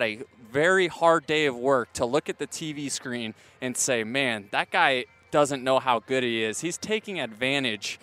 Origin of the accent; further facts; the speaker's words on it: St. Petersburg, Florida, United States; moved away as an adult; now in Orange County, United States; being born and raised there in St. Petersburg. Grew up 20 minutes from the Trop.